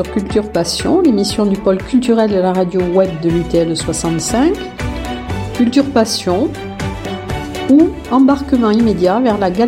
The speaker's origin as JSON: {"language": "French", "region": "Saint Petersburg", "country": "Russia", "tie": "born there", "said": "Je suis née à Saint-Pétersbourg. Euh, il est considéré comme la capitale culturelle, culturelle de la Russie."}